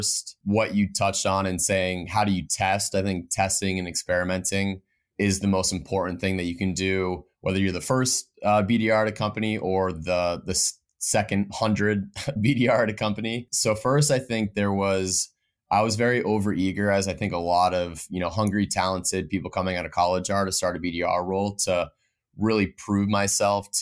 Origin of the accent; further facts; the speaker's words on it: Vermont, United States; moved away; born and raised in Vermont, which I'm lucky to be back home right now